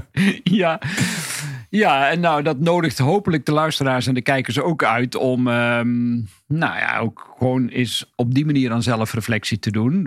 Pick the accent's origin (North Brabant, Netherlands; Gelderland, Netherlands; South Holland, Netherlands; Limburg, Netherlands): Gelderland, Netherlands; Hedel; ik ben geboren in Hedel